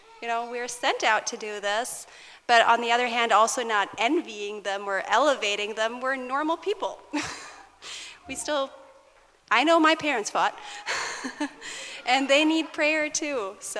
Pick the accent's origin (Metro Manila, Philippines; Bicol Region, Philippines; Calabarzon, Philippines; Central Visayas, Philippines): Calabarzon, Philippines; Rizal; born there; Rizal Laguna.